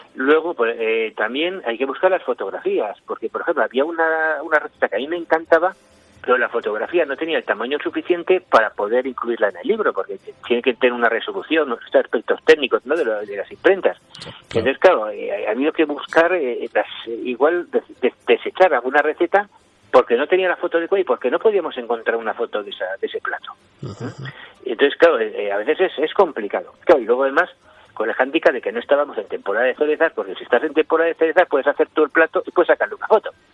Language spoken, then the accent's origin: Spanish; San Sebastián, Basque Country, Spain; moved away as an adult; now in Navarre, Spain; yo nací en San Sebastián, me vine a trabajar aquí a Navarra, llevo 20 años en Navarra